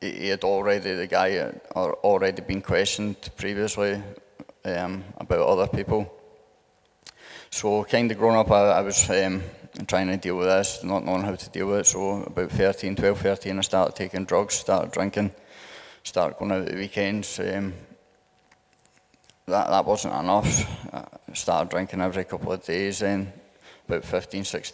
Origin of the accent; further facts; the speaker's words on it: St Andrews, Scotland, United Kingdom; I'm from St Andrews, down the road a wee bit